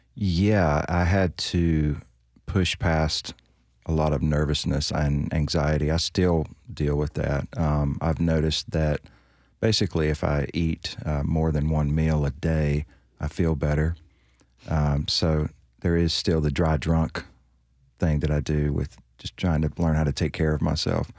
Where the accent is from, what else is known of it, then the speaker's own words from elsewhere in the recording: North Carolina, United States; moved away as an adult; now in Nashville, United States; a girl in my hometown in North Carolina